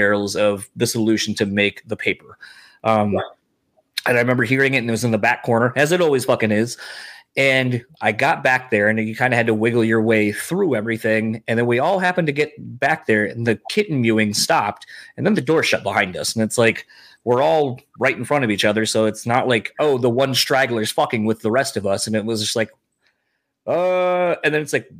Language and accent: English; Parchment, Michigan, United States; moved away; my old city that I grew up in Parchment.